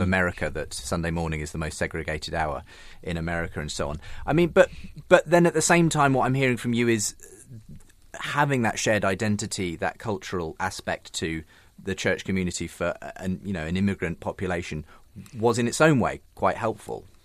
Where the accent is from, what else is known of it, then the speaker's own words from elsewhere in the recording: Northampton area, East Midlands, United Kingdom; I'm also from that part of the world.